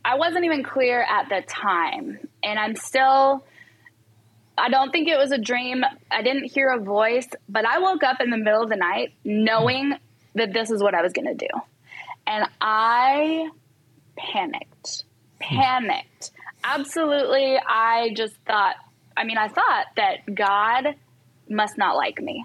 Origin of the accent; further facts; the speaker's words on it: California, United States; moved away; I am originally from California